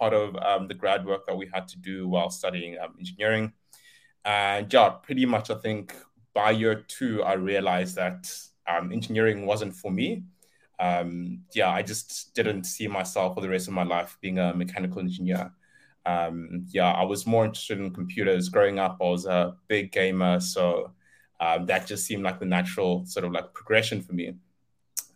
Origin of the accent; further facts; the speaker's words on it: Limpopo, South Africa; moved away as an adult; also born or lived in Cape Town; I come from Limpopo. I was born and raised there. Moved to Cape Town to do my studies.